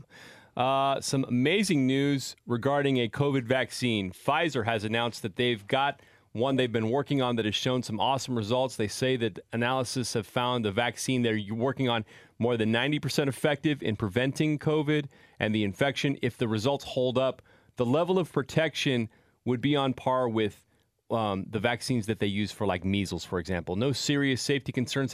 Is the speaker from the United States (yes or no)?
yes; Salinas, California, United States; now in Bay Area, United States; my hometown of Salinas, California